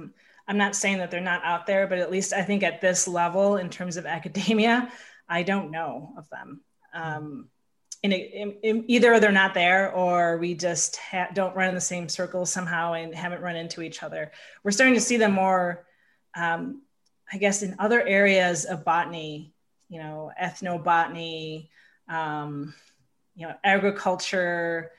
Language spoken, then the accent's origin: English; Milwaukee, Wisconsin, United States; I grew up in Milwaukee, Wisconsin, and my mother is from the Menominee tribe, and my father is from the Coeur d'Alene tribe. So I am an enrolled member of the Coeur d'Alene tribe, which is in northern Idaho.